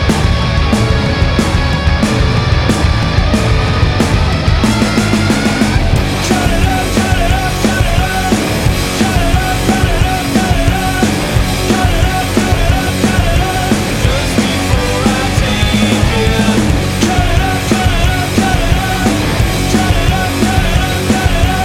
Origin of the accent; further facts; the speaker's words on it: Indiana, United States; I grew up in Indiana